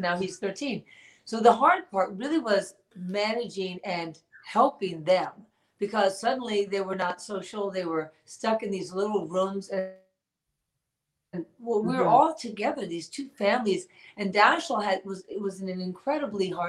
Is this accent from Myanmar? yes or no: no; New York City, New York, United States; I grew up born and raised in New York City